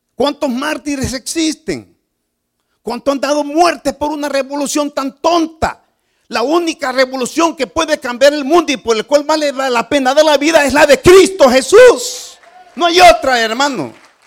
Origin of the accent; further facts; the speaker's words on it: Nicaragua; moved away; Yo soy nicaragüense.